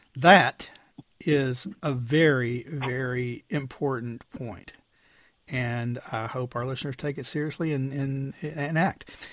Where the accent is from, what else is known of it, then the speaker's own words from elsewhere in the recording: Texas, United States; my home state's governor, Greg Abbott